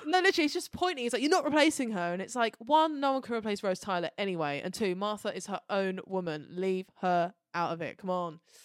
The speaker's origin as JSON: {"language": "English", "country": "United Kingdom", "said": "we're British"}